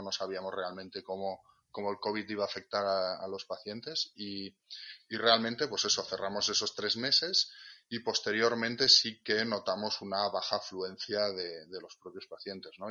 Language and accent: Spanish; Catalonia, Spain; moved away as an adult; now in Asturias, Spain; yo nací en Cataluña, de hecho me formé allí en, la Ramón Llull, en Blanquerna